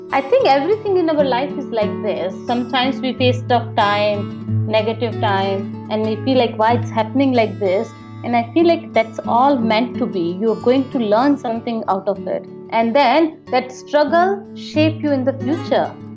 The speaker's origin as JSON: {"language": "English", "town": "Jodhpur", "region": "Rajasthan", "country": "India", "tie": "born or raised there", "said": "I'm from Jodhpur. I born and raised in Jodhpur."}